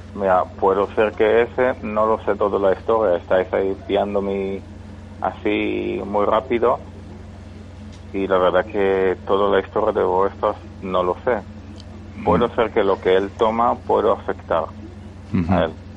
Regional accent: Málaga, Andalusia, Spain; Yo de Málaga

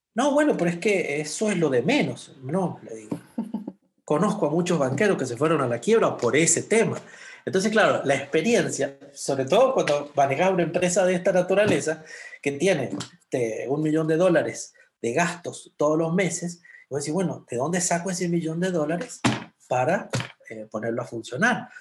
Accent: San Juan, Argentina; moved away as an adult; now in Sonora, Mexico; como buen argentino

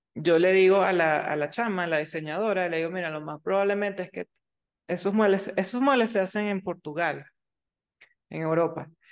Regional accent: Venezuela; now in United States; yo soy venezolana

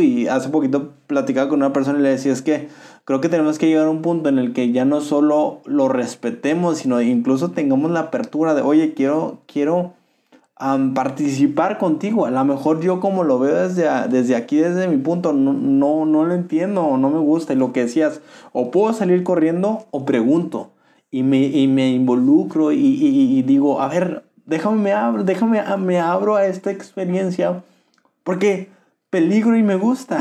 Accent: Mexico; como mexicanos

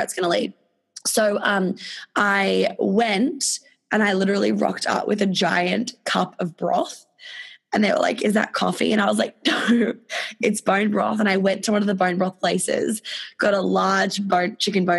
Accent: Australia; accent: Australian; moved away

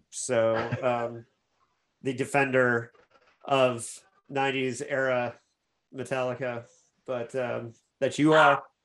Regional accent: Bloomington, Illinois, United States; Bloomington, my hometown

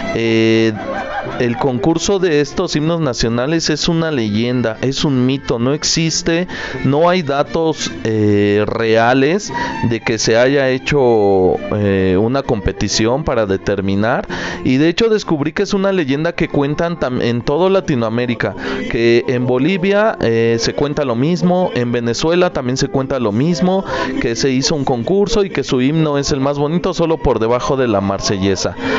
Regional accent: Mexico; nosotros los mexicanos

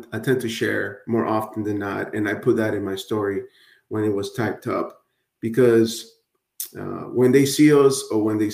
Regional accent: Hialeah, Florida, United States; English is a second language; also born or lived in Nicaragua; I grew up in Miami, Florida, aka Hialeah. Nobody knows where Hialeah is, so I say Miami, right? But in reality, I was raised in Hialeah, Florida.

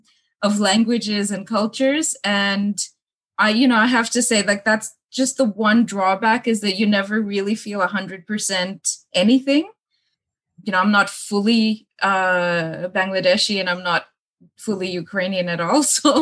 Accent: Australia; I feel like it's okay to be different in Australia.

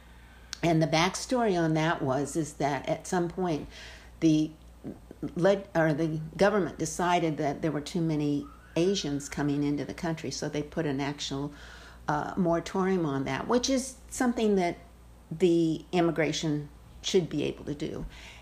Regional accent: California, United States; moved away as an adult; also born or lived in Fresno, California / Visalia, California / Tulare, California; now in New Hampshire, United States; So I grew up in California, and my parents were both accountants. We were living in Fresno, then we moved to Visalia and Tulare, anyway, in San Joaquin Valley

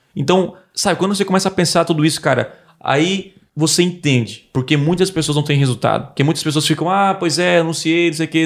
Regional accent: south of Santa Catarina, Brazil; eu sou aqui do sul de Santa Catarina

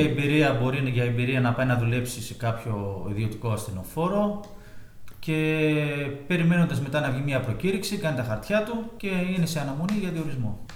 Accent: Karditsa, Thessaly, Greece; moved away as an adult; also born or lived in Athens, Greece; now in Tinos, Greece; είμαι από Καρδίτσα συγκεκριμένα. Έχουμε έρθει στο νησί το 2010

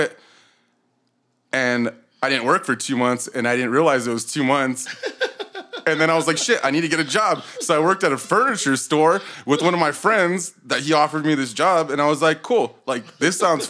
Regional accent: Belen, New Mexico, United States; also born or lived in Albuquerque, New Mexico; now in Los Lunas, United States; I'm from Belen, New Mexico. Grew up in Belen, moved to Albuquerque, lived there for like 10 years

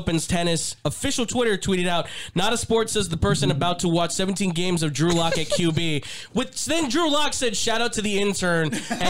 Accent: Scotland, United Kingdom; I'm Scottish. Sorry.

